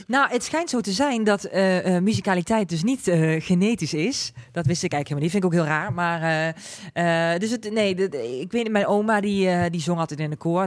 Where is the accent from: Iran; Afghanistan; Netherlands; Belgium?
Netherlands; accent: zachte G; Ik heb gewoon een zachte G.